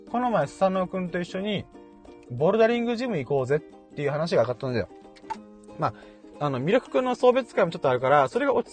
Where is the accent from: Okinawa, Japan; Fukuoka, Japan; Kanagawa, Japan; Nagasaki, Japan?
Okinawa, Japan; このボルダリングジムっていうのが沖縄県内に大体7カ所ぐらいあるらしくて、で、その1箇所が僕の地元の近くにあったんだよね。